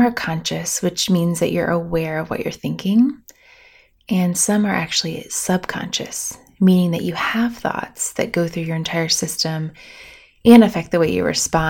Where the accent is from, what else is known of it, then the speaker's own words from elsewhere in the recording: Bloomington, Indiana, United States; I grew up on Lake Monroe in Bloomington, Indiana, which I proudly have to say is the largest man-made lake in our state